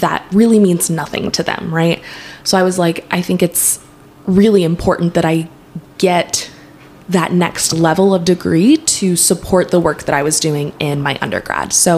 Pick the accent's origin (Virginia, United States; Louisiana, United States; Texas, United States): Texas, United States; Dallas; I grew up in Dallas